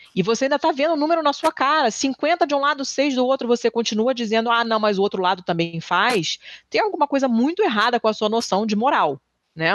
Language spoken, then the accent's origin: Portuguese; Rio de Janeiro, Brazil; eu sou do Rio e, e, cresci na Lagoa